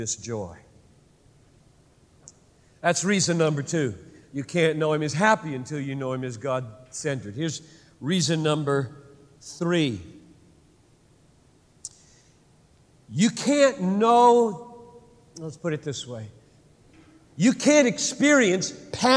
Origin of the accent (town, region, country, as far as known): United States